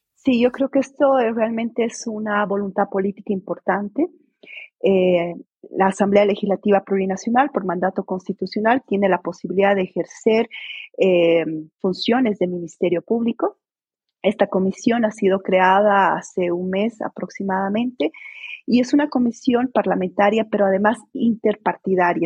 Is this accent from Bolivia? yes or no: yes; Bolivia; mi país